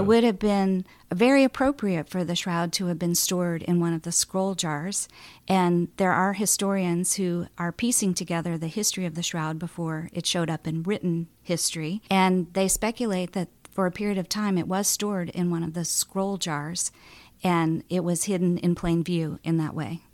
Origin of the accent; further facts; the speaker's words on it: Boulder, Colorado, United States; I grew up in Boulder, Colorado